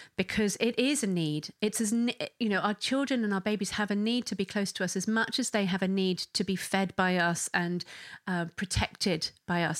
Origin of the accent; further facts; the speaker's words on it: England, United Kingdom; I'm English